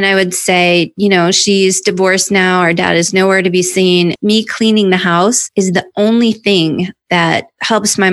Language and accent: English; North Idaho, United States; moved away as an adult; also born or lived in New York; I was this hayseed from North Idaho. I went to New York.